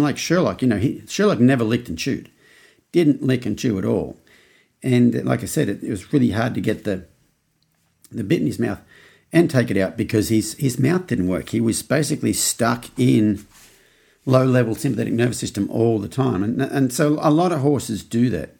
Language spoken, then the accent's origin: English; Australia; now in United States; as an Australian in America